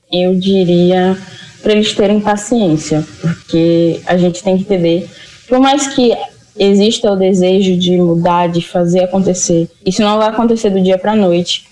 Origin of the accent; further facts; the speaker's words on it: Santo Estêvão, Bahia, Brazil; moved away; also born or lived in Feira de Santana; eu sou de Santo Estevão